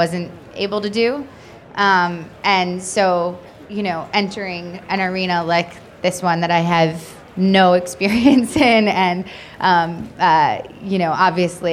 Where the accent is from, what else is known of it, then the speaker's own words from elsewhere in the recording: Long Island, New York, United States; I'm not really a New Yorker, I'm from Long Island